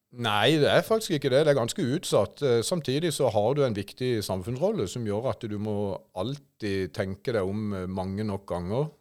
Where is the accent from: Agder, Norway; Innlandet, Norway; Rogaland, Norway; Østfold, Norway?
Agder, Norway; Kristiansand; jeg hadde mine første barneår i Auglandsbukta i Vågsbygd. Før etter hvert, når jeg begynte på barneskolen, flytta opp til Golanhøyden